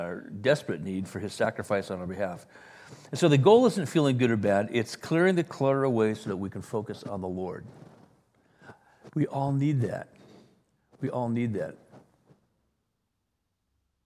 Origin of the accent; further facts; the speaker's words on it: Wales, United Kingdom; now in La Jolla, United States; I was born in Wales